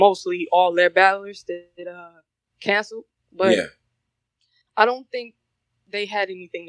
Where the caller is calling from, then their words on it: Detroit, Michigan, United States; also born or lived in South Korea; I'm calling from Detroit.